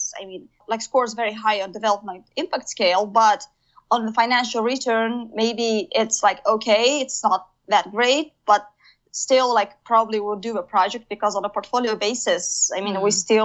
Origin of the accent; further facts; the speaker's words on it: Kazakhstan; moved away as an adult; I came back to my home country, Kazakhstan